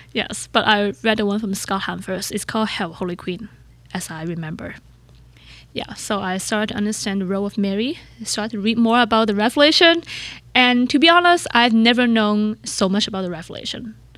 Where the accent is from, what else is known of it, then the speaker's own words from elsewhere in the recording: Hong Kong; English is a second language; moved away as an adult; also born or lived in San Diego, United States; now in United States; When I grew up in Hong Kong